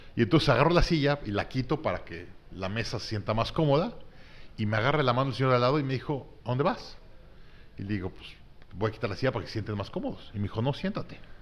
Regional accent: Mexico City, Mexico; also born or lived in Monterrey, Nuevo León, Mexico; nací en Monterrey. A los tres meses de vida me mudé a la Ciudad de México. Mi papá le dio un trabajo en el gobierno

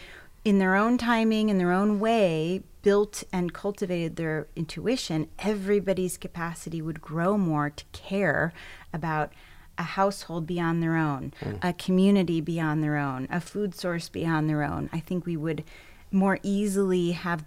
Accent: New England, United States; Very different upbringing, and yet both my parents were great artists. It was just, you know, East Coast, New England

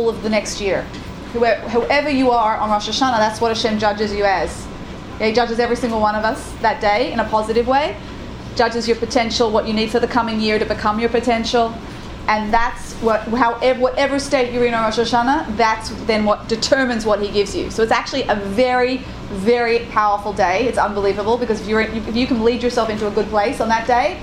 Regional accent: Australia; I'm Australian.

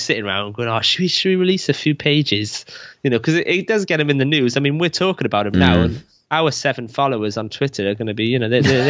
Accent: Wales, United Kingdom; We're Welsh, right? We're oppressed.

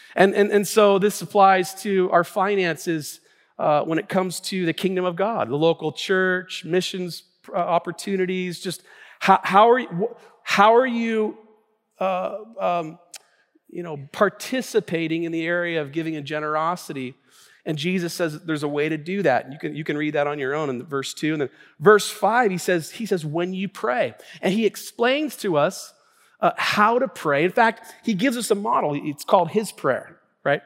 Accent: Tacoma, Washington, United States; I was born and raised in the Northwest here in Tacoma

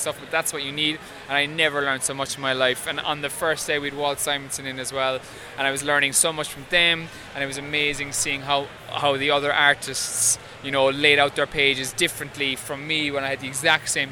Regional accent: Ireland; moved away as an adult; now in New York, United States; I'm from Ireland

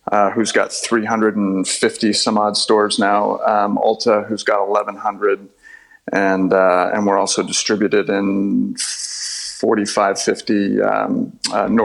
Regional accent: Southern California, United States; born or raised there

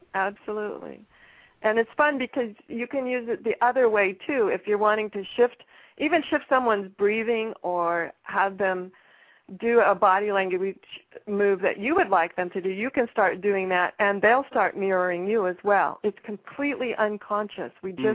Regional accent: Pacific Northwest, United States; I am from the Pacific Northwest

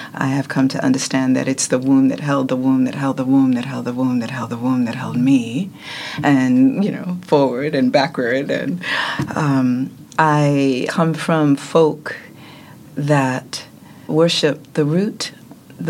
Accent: New York City, New York, United States; I'm from Brooklyn

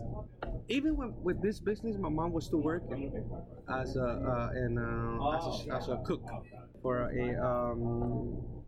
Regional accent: United States; I was born here

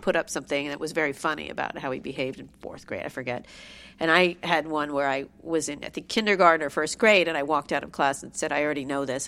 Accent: Princeton, New Jersey, United States; I grew up in a beautiful, large home, a gorgeous mansion

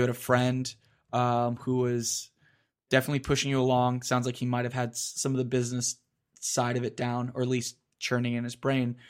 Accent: Florida, United States; I grew up in Florida.

